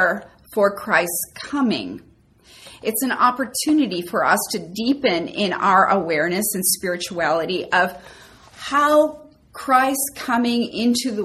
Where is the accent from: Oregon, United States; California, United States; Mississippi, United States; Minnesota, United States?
Minnesota, United States; I was born and raised in Minnesota